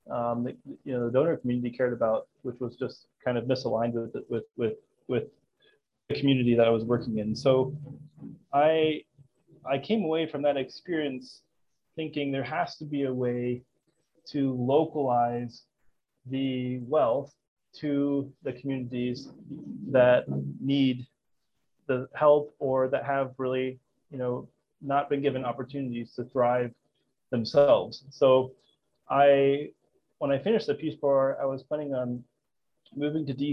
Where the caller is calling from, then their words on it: Kampala, Uganda; I'm the co founder and CEO of Jibu, and I'm calling in from Kampala, Uganda.